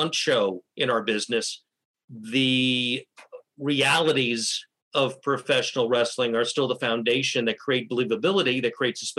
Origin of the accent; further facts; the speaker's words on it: Miami, Florida, United States; also born or lived in Northeast United States; I grew up in Miami, Florida, basically. We moved down there from the Northeast United States in 1963